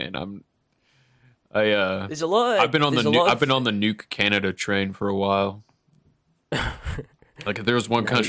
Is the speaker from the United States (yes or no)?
yes; United States